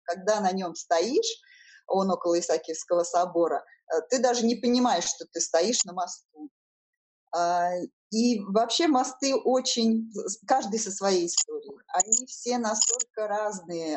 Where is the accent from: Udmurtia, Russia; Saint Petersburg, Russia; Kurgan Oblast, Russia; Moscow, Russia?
Saint Petersburg, Russia; я коренная петербурженка. А, все мои родственники тут жили